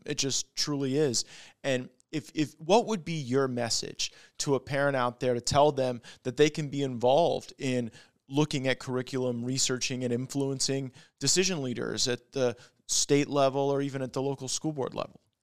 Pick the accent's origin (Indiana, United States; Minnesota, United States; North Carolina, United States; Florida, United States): Florida, United States; we are from Florida